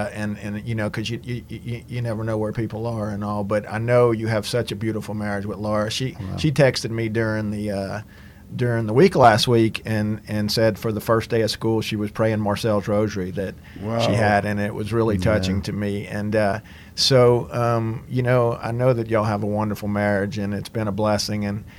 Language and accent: English; Welsh, Louisiana, United States; living and growing up in Welsh, and, you know, Welsh is a pretty hardcore, you know, we'll just say Christian area